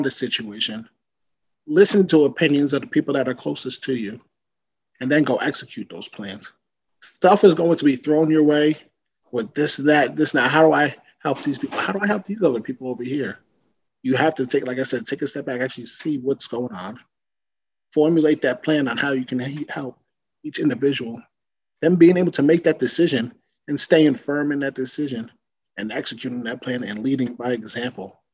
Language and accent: English; Woodbridge, New Jersey, United States; my hometown of Woodbridge, New Jersey